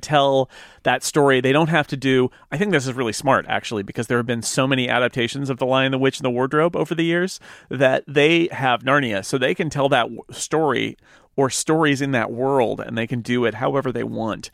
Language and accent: English; California, United States; also born or lived in Oakland, California / San Diego, California; I was born in Oakland, but I grew up in the, uh, foothills, which is about a hundred miles east of the Bay Area